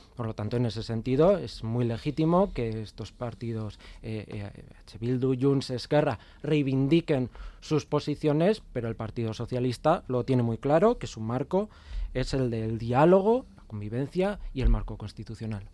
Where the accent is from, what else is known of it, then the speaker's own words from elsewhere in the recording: Navarre, Spain; nuestra tierra